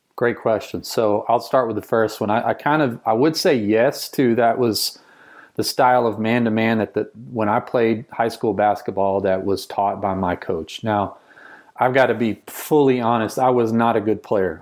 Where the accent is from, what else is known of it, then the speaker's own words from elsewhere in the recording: rural Texas, United States; I grew up in rural Texas, small town where you played sports.